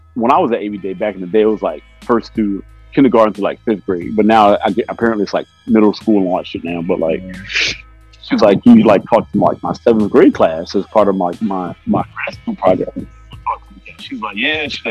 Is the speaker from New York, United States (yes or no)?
yes; New York City, New York, United States; I grew up on Staten Island